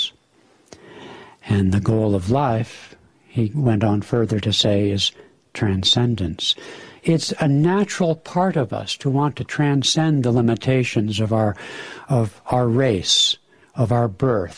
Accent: California, United States; now in Seattle, United States; Being from California originally

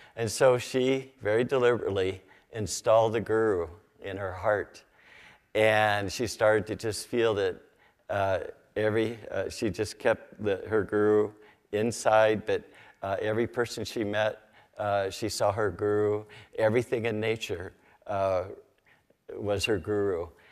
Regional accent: Sacramento Valley, California, United States; I grew up in the Sacramento Valley, uh, near the, uh, Sutter, uh, Sutter Buttes.

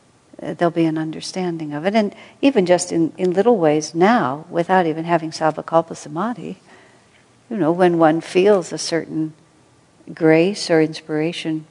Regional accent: United States; moved away as an adult; I'm American

